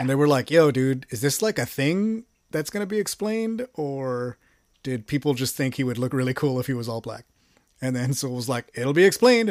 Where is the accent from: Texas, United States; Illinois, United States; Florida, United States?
Texas, United States; I'm from Texas